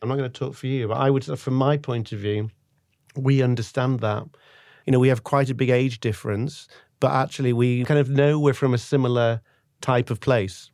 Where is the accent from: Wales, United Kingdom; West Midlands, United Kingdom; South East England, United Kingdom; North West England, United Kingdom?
North West England, United Kingdom; Manchester; now in London, United Kingdom; I'm English, uh, originally from Manchester